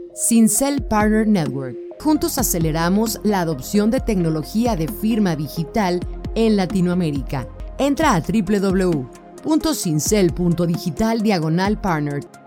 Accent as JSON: {"language": "Spanish", "country": "Chile", "said": "Yo soy, bueno, chileno"}